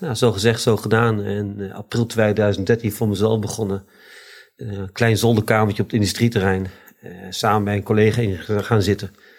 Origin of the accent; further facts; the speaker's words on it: Deventer, Overijssel, Netherlands; Eh, geboren op Keizerlanden in Deventer. Eh, opgegroeid op Keizerlanden.